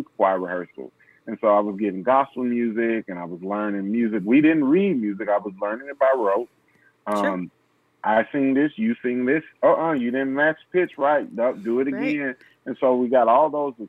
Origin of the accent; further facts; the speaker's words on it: Nashville, Tennessee, United States; I'm from Nashville, Tennessee, Music City